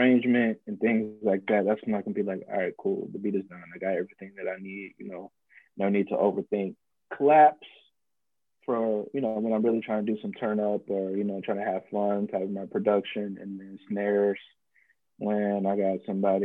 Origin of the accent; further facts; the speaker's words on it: St. Louis, Missouri, United States; I'm from St. Louis, Missouri